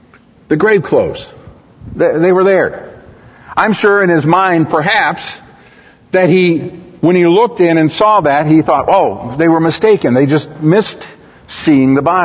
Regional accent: United States; I'm American. I speak English

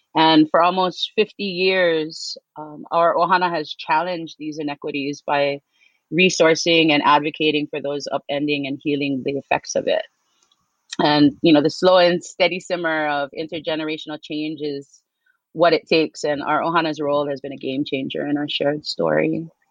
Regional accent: Kaneohe, Hawaii, United States; also born or lived in Palolo, Oahu; I am from Kaneohe. I'm currently living in Palolo

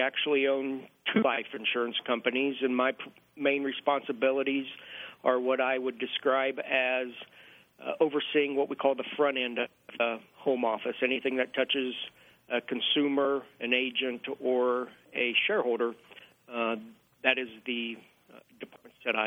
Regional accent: north central Kansas, United States; I grew up in a real small little farming community in north central Kansas

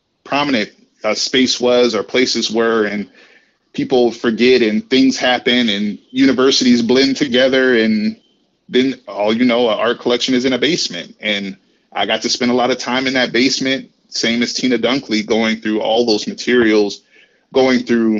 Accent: Waterloo, Iowa, United States; moved away; also born or lived in Atlanta / St. Louis; I'm from Waterloo, Iowa.

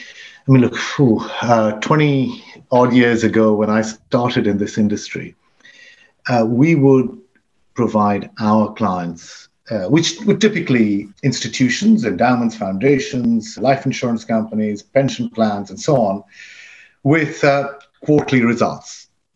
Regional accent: Dubai, United Arab Emirates; moved away as an adult; also born or lived in Pakistan; now in United Kingdom; My mother was born in Africa. My father was born in India. They met and I was born in Pakistan, and then the family moved to Dubai, where I went to school, and I then came to university, to the London School of Economics in London

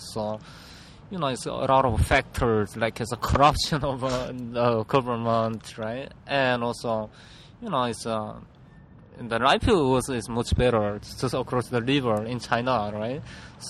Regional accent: Hamgyong, North Korea; English is a second language; moved away as an adult; now in South Korea; I was born in northern part of the North Korea, which is called Hamgyong Province

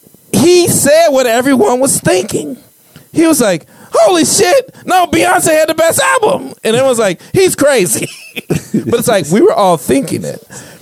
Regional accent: Chicago, Illinois, United States; I grew up on the South Side of Chicago where he came from.

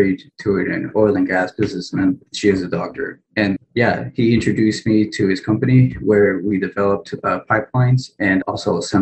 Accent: Winnsboro, Texas, United States; also born or lived in Lima, Peru; Born in Lima, Peru, raised in Winsboro, Texas, which is by Tyler or Dallas

